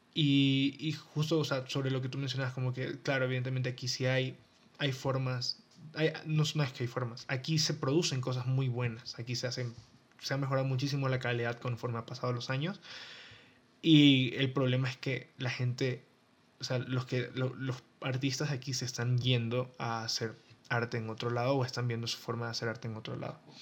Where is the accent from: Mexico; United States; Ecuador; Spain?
Ecuador; tú y yo somos ecuatorianos, vinimos de un país eh, pequeño